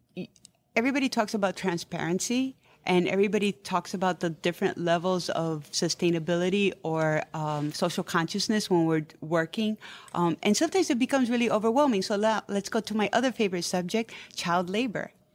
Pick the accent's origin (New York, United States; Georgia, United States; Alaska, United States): New York, United States; New York City; I was born and raised in New York City. My parents came in the fifties